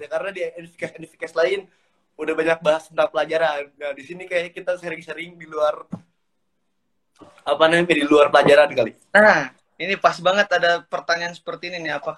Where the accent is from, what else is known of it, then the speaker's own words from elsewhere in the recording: Southeast Sulawesi, Indonesia; born there; also born or lived in North Maluku; gue berasal dari lahirnya di Sulawesi Tenggara untuk uh, domisilinya dan KTP-nya dari Maluku Utara jadi saya asalnya dari dua daerah